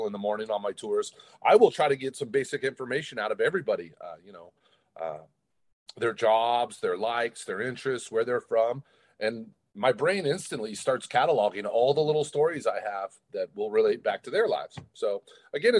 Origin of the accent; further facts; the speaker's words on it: Portland, Oregon, United States; I grew up in Portland